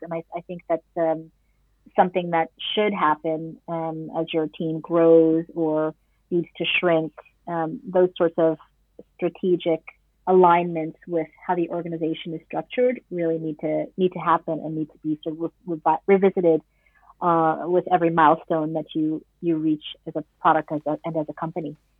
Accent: New York City, New York, United States; moved away as an adult; now in Netherlands; I am uh, an expat born and raised in New York City

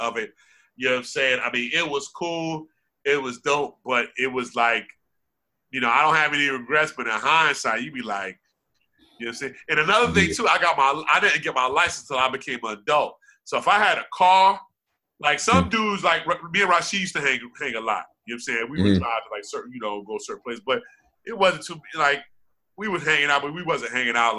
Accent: Irvington, New Jersey, United States; also born or lived in Edison, New Jersey; Irvington's always home because I was born and raised in Irvington.

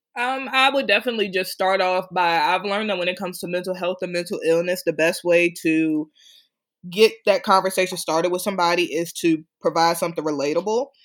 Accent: Prince George's County, Maryland, United States; my hometown in PG County, Maryland

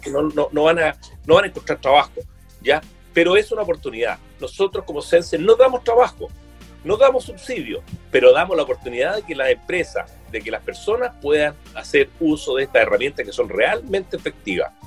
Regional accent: Quillota, Valparaíso, Chile; yo soy quillotán, ¿ya? Y, la verdad es que, bueno, he vivido, estudié aquí en Quillota, después en Valparaíso, pero quiero mucho mi tierra

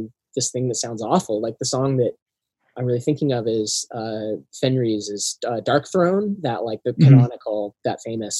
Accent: Cascadia, Pacific Northwest, United States; I'm also from Cascadia and from the region.

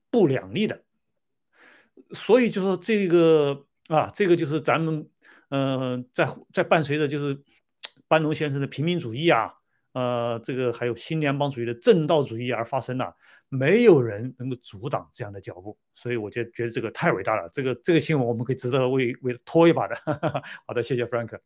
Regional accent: China; moved away; 我们中国人

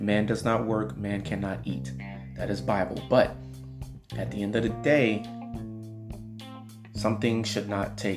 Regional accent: Mississippi, United States; also born or lived in Miami, Florida / Atlanta, Georgia; now in Houston, United States; I was born in Mississippi

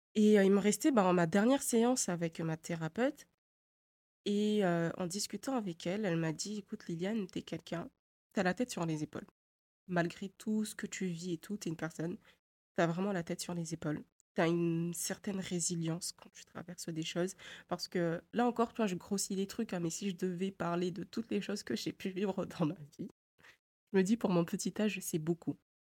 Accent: Mayotte; moved away as an adult; also born or lived in Poitiers, France; j'ai grandi avant, enfin jusqu'à mes 7 ans et demi, à Poitiers. Et après, on est rentré à Mayotte définitivement

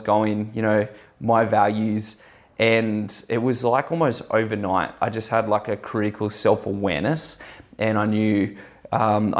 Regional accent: Australia; I'm like as Aussie as it gets

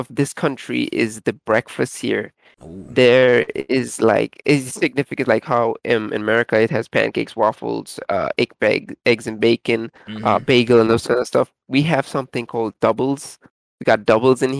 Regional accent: Trinidad & Tobago; I'm from Trinidad and Tobago.

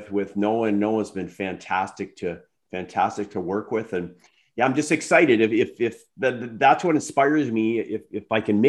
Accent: Ontario, Canada; I'm actually from Ontario originally

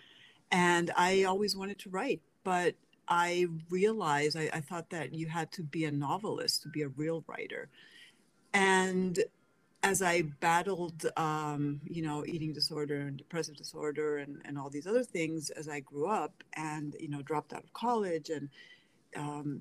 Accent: Spain; moved away as an adult; also born or lived in Pennsylvania, United States / Seville, Spain; now in United States; Was born in Spain, grew up in Pennsylvania, but after the separation, my sister and I ended up with my dad in Spain and with my grandmother, and she was the one who raised us.

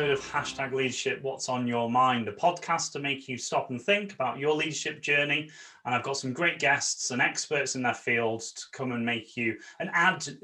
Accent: Watford, East of England, United Kingdom; moved away as an adult; now in Croatia; I live in Croatia. I'm from Watford.

